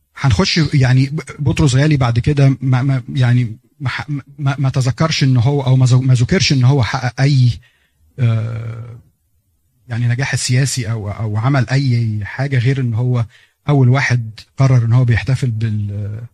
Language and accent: Arabic; Egypt